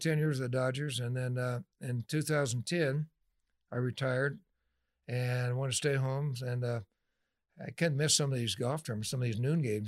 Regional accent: Delano, California, United States; also born or lived in Oildale, California / Bakersfield, California; I grew up in Delano

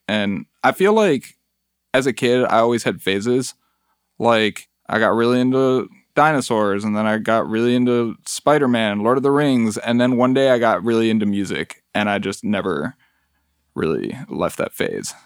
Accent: Mexico City, Mexico; now in Detroit, United States; I was born in Mexico City

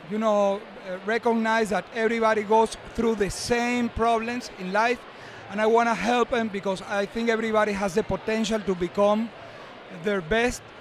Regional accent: Venezuela; I'm from Venezuela.

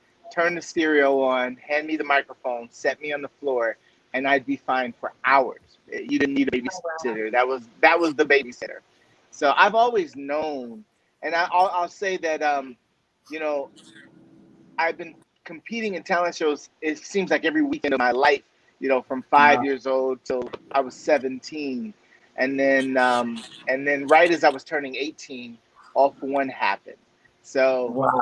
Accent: Southern California, United States; Three of us are, you know, born and raised in Southern California.

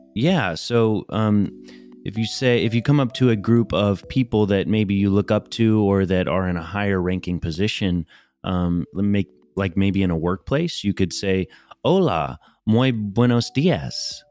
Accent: United States; as an American

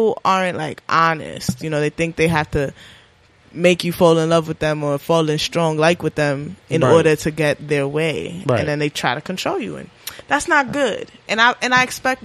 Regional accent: New York City, New York, United States; I'm a New Yorker

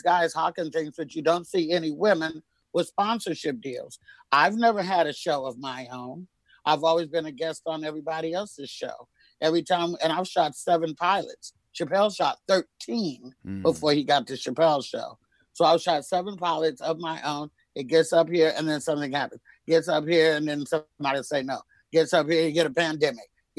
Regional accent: Oakland, California, United States; also born or lived in Castro Valley, California; I grew up in Oakland, but I was educated in the suburbs in Castro Valley, California

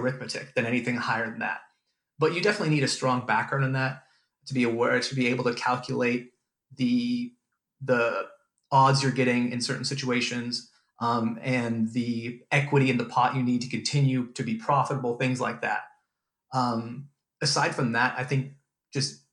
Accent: California, United States; moved away as an adult; now in Auckland, New Zealand; I'm originally from California

